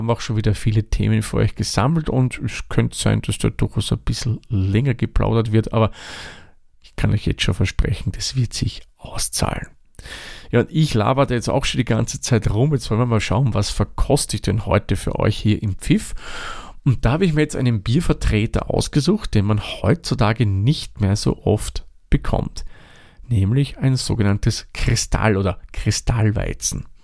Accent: Lower Austria, Austria; now in Vienna, Austria; ich komme nicht aus Wien, ich wohne ja jetzt hier, aber komme ursprünglich aus dem hohen Norden von Österreich, aus dem Waldviertel.

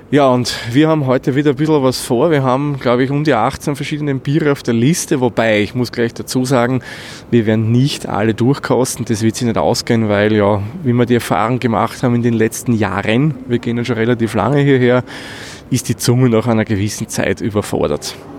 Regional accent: Waldviertel, Lower Austria, Austria; gebürtiger Waldviertler bin ich

